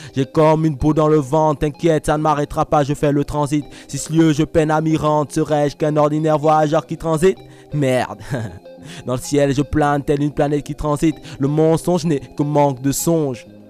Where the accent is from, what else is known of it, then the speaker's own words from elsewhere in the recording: Gabon; now in Toulouse, France; je suis né ici, j'ai grandi de mes 0 à mes 3 ans donc. Après, j'ai grandi au Gabon